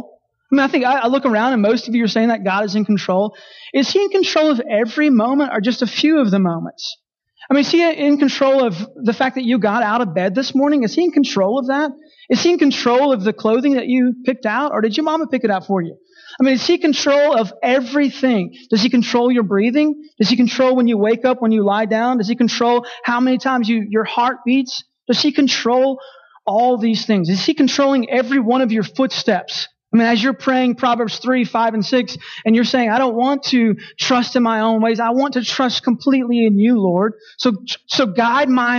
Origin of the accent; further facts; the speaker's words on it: Texas, United States; in my home state of Texas